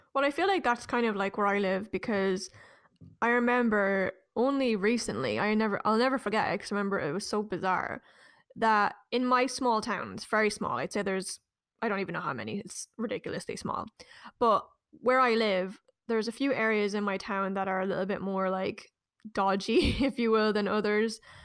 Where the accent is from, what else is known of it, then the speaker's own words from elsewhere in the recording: Ireland; deeply ingrained in us as Irish people